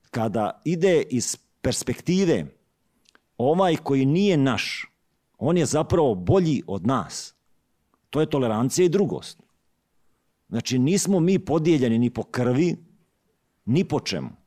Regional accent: Šibenik-Knin County, Croatia; Rođen sam u Đu, Đujićevom kraju.

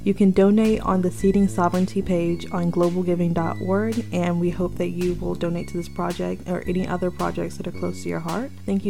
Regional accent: the South, United States; I grew up in the South

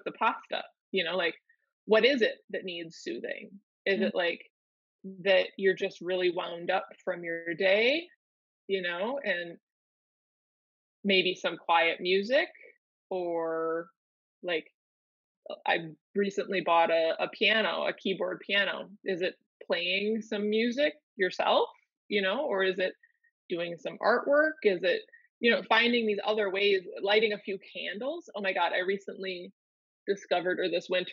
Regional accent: Minnesota, United States; I grew up in in Minnesota

